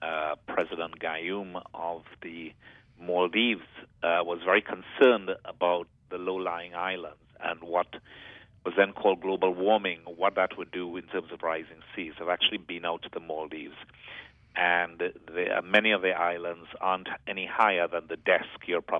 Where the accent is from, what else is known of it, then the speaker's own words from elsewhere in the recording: Grenada; Grenada, my home country